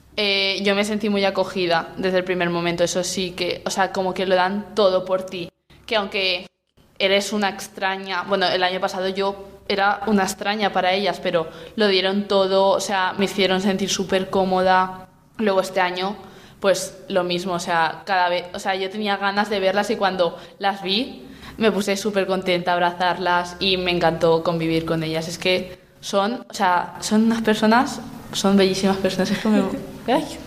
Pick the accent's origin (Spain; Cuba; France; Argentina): Spain; soy de España